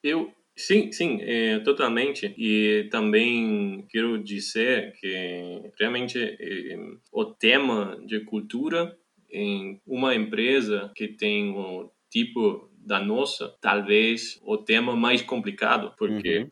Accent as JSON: {"language": "Portuguese", "country": "Germany", "also_born_or_lived": "Munich", "second_language": "Portuguese", "said": "sou alemão, moro na cidade de Munique"}